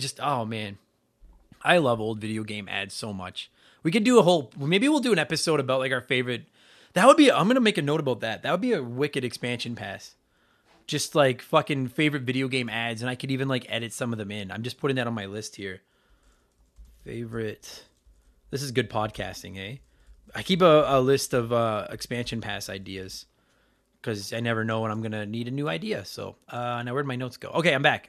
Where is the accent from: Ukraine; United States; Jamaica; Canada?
Canada; also born or lived in Edmonton, Alberta